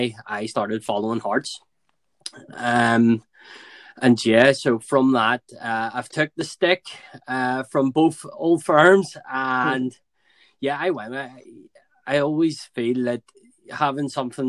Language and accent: English; Belfast, Northern Ireland, United Kingdom; growing up in Belfast